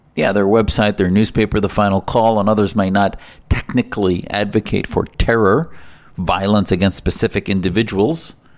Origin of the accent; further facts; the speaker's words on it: United States; as an American Muslim